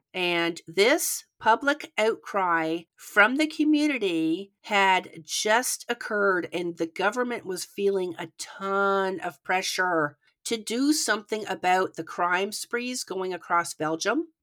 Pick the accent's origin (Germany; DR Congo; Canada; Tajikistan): Canada; accent: Canadian; now in United States; we both grew up in Canada, but I now live in the United States